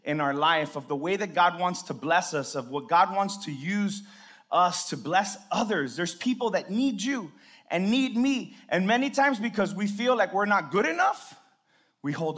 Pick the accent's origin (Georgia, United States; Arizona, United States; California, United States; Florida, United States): Florida, United States; Hialeah; I was born in Hialeah Hospital